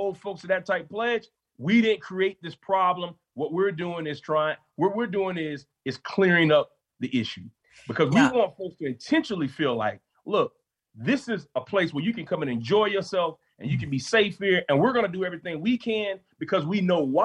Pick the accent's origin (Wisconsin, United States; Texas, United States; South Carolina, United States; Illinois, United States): South Carolina, United States; Columbia; I'm from Columbia, South Carolina